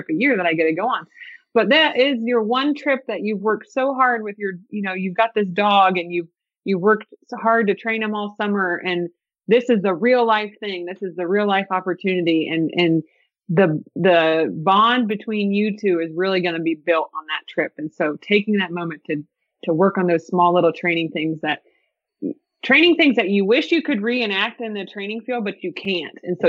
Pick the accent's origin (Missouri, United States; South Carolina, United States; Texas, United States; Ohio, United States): Ohio, United States; moved away; we're from Ohio